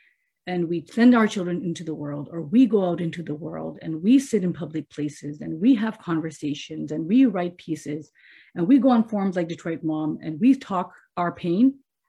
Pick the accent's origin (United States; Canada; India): India; because I come from India, but Muslims are considered minority there, not majority there in certain places.